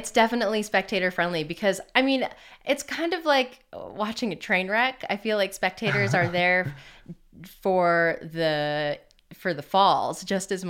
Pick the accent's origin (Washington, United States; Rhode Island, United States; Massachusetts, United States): Rhode Island, United States; also born or lived in Connecticut; Yeah, I'm from Rhode Island originally.